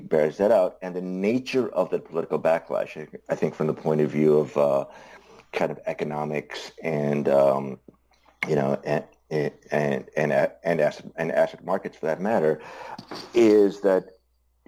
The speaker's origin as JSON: {"language": "English", "country": "India", "tie": "born or raised there", "moved": "yes", "said": "I grew up in Indira Gandhi's India"}